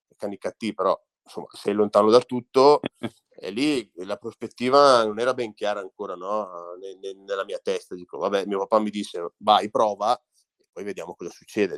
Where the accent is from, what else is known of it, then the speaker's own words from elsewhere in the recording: Orzinuovi, Lombardy, Italy; Orzi Nuovi è il mio paese, dove io ho iniziato a giocare